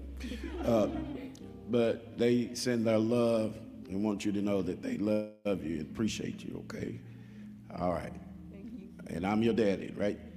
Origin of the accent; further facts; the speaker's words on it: Texas, United States; now in Kentucky, United States; I'm from Texas